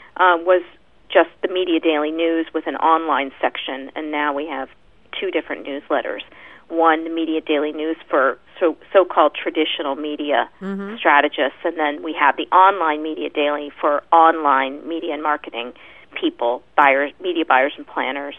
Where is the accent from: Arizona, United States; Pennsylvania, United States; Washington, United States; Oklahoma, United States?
Pennsylvania, United States; now in New York, United States; I grew up in Pennsylvania